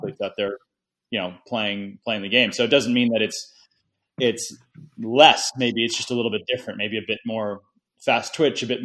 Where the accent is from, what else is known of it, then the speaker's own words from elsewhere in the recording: United States; being American